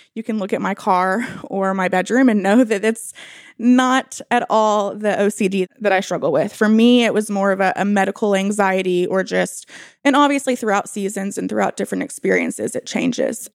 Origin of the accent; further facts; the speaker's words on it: Bentonville, Arkansas, United States; I was born and raised in Bentonville, and I live here